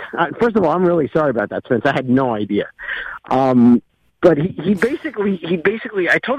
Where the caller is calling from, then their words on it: Brooklyn, New York, United States; from Brooklyn.